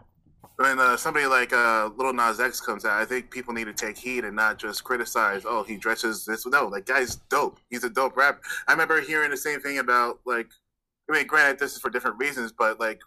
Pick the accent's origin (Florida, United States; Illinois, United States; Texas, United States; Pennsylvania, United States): Florida, United States; I'm from Florida